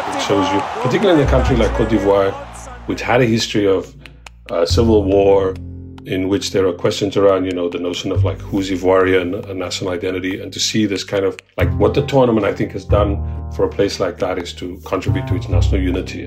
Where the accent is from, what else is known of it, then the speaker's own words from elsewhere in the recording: South Africa; now in New York City, United States; I'm South African